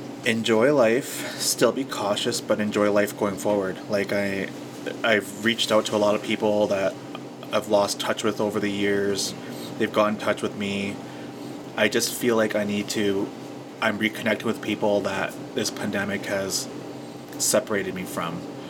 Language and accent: English; Saddle Lake, Alberta, Canada; Okay, I've never grew up in Saddle Lake. {S2} Oh, sorry. {S1} But I am from Saddle Lake.